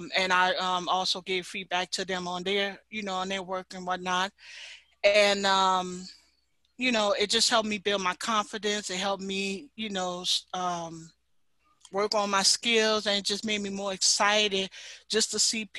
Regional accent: New Orleans, Louisiana, United States; I'm from New Orleans, Louisiana

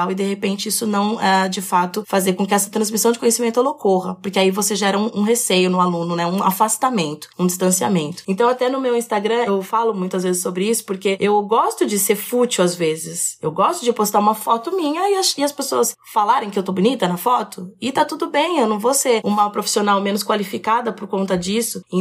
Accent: São Paulo, Brazil; also born or lived in Itu; Eu sou. Eu sou paulista. Paulista.

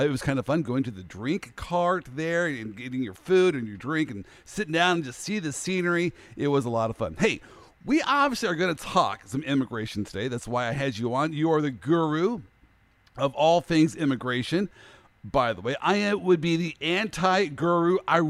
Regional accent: Kansas City, Missouri, United States; I grew up in the Midwest, Kansas City

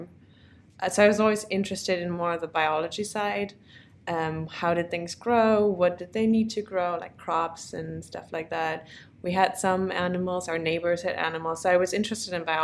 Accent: Bad Fallingbostel, Lower Saxony, Germany; moved away as an adult; also born or lived in Krelingen / Braunschweig; now in United States; I'm originally from Germany

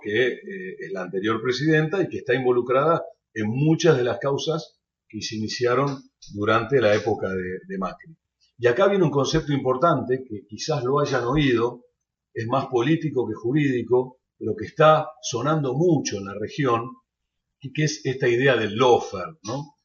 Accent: Argentina; sobre Argentina, mi país

